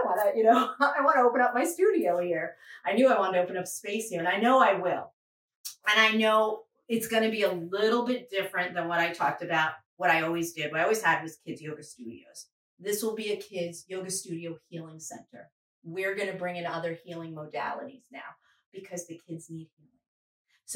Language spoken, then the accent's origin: English; New York, United States; also born or lived in Fayetteville, North Carolina; now in Fuquay-Varina, United States; I'm from New York and I'm from the Northeast